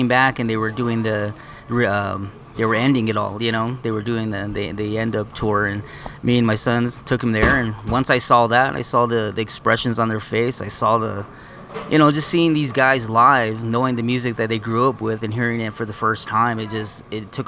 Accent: Fort Wingate, New Mexico, United States; now in Nahodishgish, United States; we grew up in Fort Wingate, Gallup.

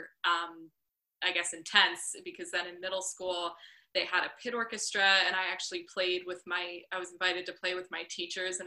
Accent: Northport, New York, United States; now in New York City, United States; in Northport in my hometown, which is a tiny little harbor town on Long Island

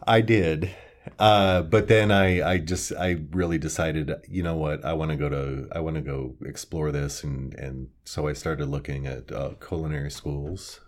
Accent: Kearney, Nebraska, United States; moved away as an adult; also born or lived in Omaha, Nebraska / New York City; I actually grew up here in Kearney. I was born in Omaha, Nebraska, and moved here in I believe, nineteen seventy-six.

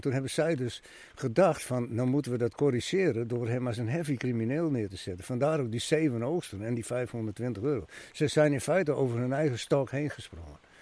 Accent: Friesland, Netherlands; ik ben ook een Fries

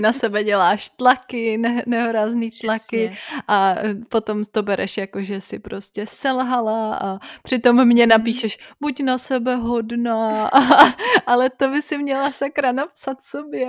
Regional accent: Czechia; also born or lived in Bavaria; now in Germany; jsem se narodila jako Češka a musím přijmout, že jsem Češka

